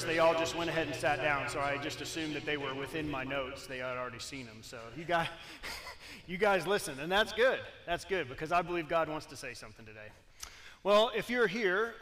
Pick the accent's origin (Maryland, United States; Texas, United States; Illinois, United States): Texas, United States; moved away; I am from Texas